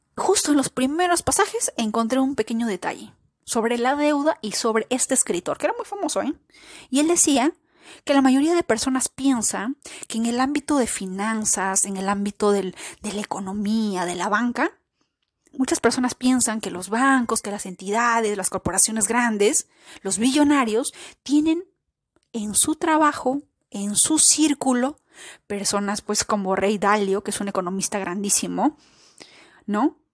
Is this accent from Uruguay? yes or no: no; Peru; el caso de Perú, por ejemplo, que es mi, país, mi patria, donde yo nací